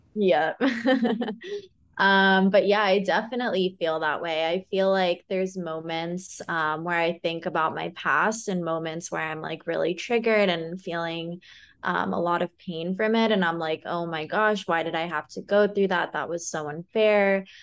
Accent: California, United States; now in Austin, United States; I'm from California and I'm such a beach girl

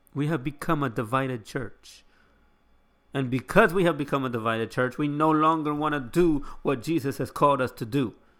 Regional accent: United States; I live in this country

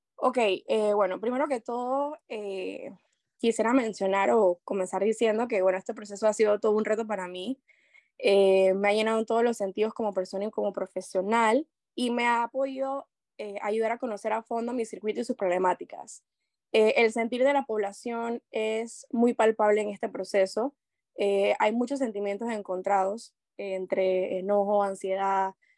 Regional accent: La Chorrera, Panamá Oeste, Panama; me considero una panameña chorrera

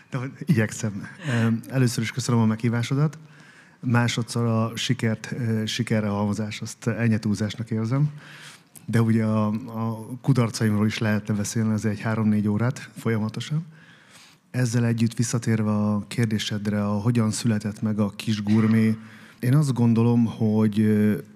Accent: Vésztő, Békés, Hungary; now in Esztergom, Hungary; Békés megye vésztő.

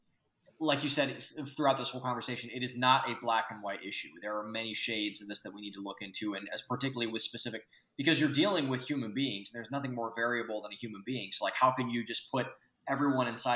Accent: Lorain County, Ohio, United States; I'm from Lorain County

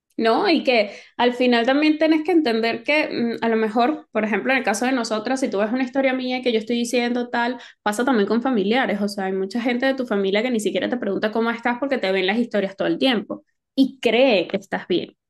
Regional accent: Venezuela; now in Spain; lo que nos tocó vivir como venezolanos, de que nos tocó emigrar

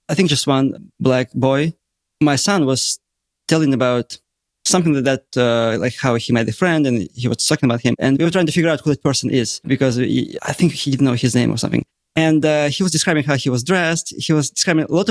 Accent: East Siberia, Russia; English is a second language; moved away as an adult; also born or lived in Germany; now in Florida, United States; I grew up in East Siberia, very close to Mongolia

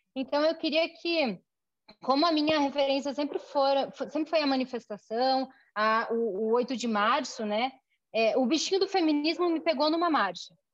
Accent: Chapecó, Santa Catarina, Brazil; moved away as an adult; now in Curitiba, Brazil; Eu nasci em Chapecó, eu moro em Curitiba. Em Curitiba já tem mais de 15 anos. Eu vim para estudar

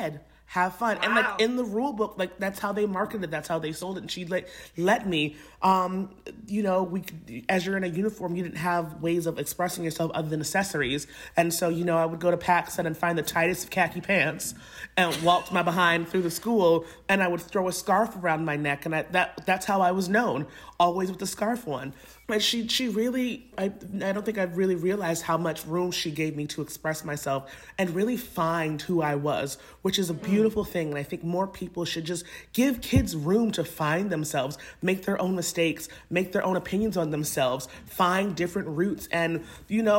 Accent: Lynn, Massachusetts, United States; I'm from Lynn. It's a little small town where there are more Black people than white

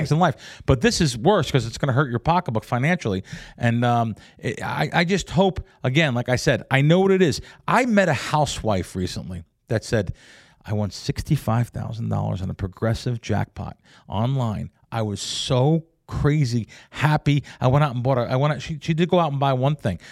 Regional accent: New York City, New York, United States; also born or lived in North Jersey; now in Las Vegas, United States; we grew up in the Bronx

